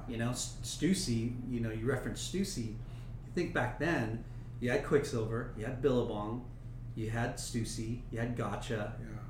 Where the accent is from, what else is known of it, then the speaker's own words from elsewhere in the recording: Long Beach, California, United States; I grew up in Long Beach